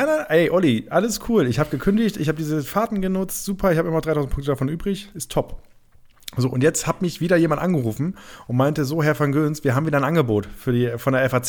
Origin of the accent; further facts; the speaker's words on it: Germany; weil ich komme aus dem Rheinland, das ist noch ein kleinerer Part von Ostfriesland.